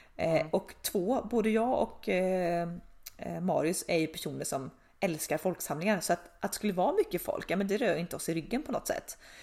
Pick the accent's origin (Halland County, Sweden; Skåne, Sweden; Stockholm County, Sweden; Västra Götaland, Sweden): Västra Götaland, Sweden; Tidaholm; also born or lived in Uddevalla / Skövde; där vi, där vi är uppvuxna, uppvuxna